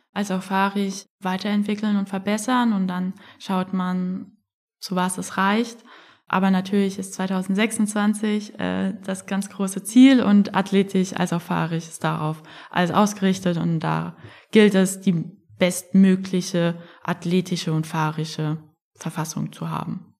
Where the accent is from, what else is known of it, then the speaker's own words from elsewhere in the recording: Frankfurt, Hesse, Germany; ich komme ja aus Frankfurt